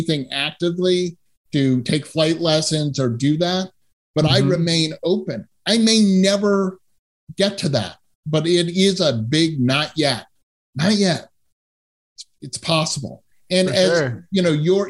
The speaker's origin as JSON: {"language": "English", "region": "Massachusetts", "country": "United States", "tie": "born or raised there", "also_born_or_lived": "Southern California / San Francisco / Boston", "moved": "as an adult", "lives_now": "Bay Area, United States", "said": "I grew up in Massachusetts and went to college in Southern California"}